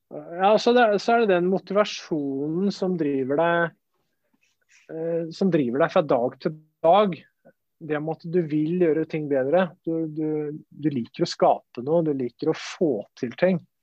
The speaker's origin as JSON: {"language": "Norwegian", "town": "Flateby", "region": "Akershus", "country": "Norway", "tie": "born or raised there", "also_born_or_lived": "Spain / Italy", "moved": "as an adult", "said": "Jeg er romeriking. Jeg er oppvokst på Flateby"}